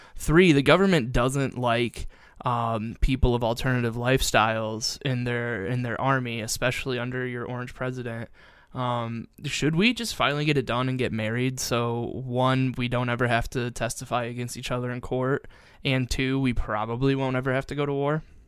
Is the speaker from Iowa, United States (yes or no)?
no; Perrysburg, Ohio, United States; growing up in Perrysburg, we had Fort Meggs